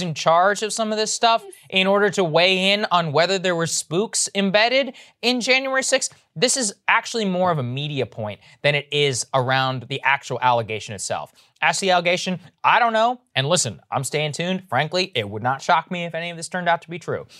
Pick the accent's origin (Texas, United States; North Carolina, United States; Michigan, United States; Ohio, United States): Texas, United States; moved away; this is my home state.